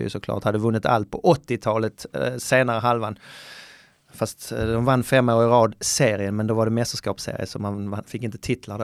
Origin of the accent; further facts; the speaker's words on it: Skåne, Sweden; jag var från Österlen, från landet